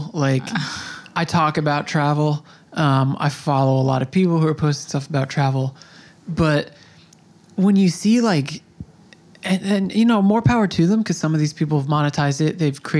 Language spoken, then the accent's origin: English; Long Island, New York, United States; So I grew up here, kind of. I was raised on Long Island.